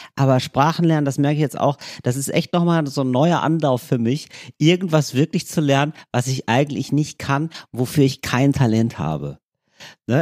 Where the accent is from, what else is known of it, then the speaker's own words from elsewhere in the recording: Germany; accent: German; mit meinem deutschen Akzent